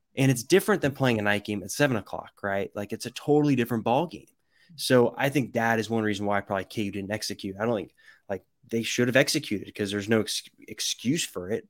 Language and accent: English; the Bay Area, California, United States; moved away; I'm from the Bay Area